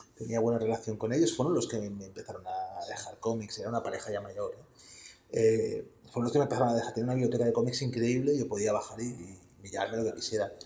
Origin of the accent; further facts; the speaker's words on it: Barcelona, Catalonia, Spain; Yo soy de La Verneda, que es un barrio del extrarradio de Barcelona